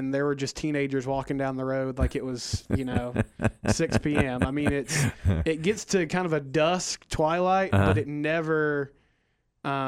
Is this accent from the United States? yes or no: yes; Texas, United States; I was from Texas